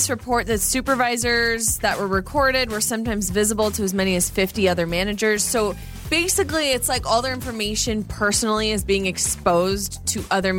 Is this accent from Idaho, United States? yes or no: yes; Idaho, United States; also born or lived in Phoenix, Arizona; So I grew up in Idaho, but when I was a little girl, I mean, I was born in Phoenix, and so I lived in the desert for a few years.